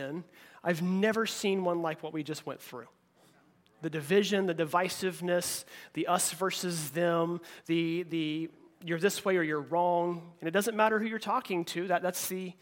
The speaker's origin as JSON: {"language": "English", "region": "Oklahoma", "country": "United States", "tie": "born or raised there", "moved": "yes", "said": "I grew up in Oklahoma"}